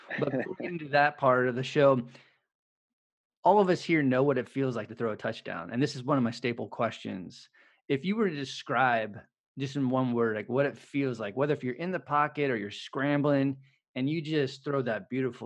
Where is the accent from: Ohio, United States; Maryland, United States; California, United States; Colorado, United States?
California, United States; San Francisco; I'm from California, from San Francisco